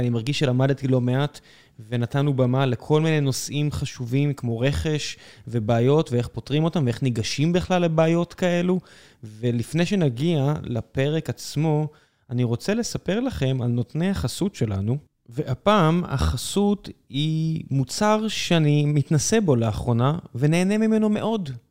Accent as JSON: {"language": "Hebrew", "town": "Beersheba", "region": "Southern District", "country": "Israel", "tie": "born or raised there", "also_born_or_lived": "Tel Aviv", "moved": "yes", "said": "אני כתושב אה, באר שבע לשעבר, והוריי עדיין שם, גדלתי בשכונה שבה אין, אין בית ברחוב שלא נפרץ"}